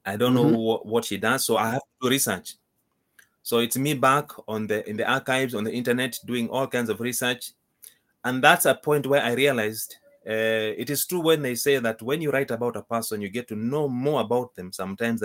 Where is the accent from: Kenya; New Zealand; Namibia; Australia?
Kenya; moved away as an adult; now in United Kingdom; I'm from Kenya. I was born and brought up in Kenya. I came to the UK 17 years ago.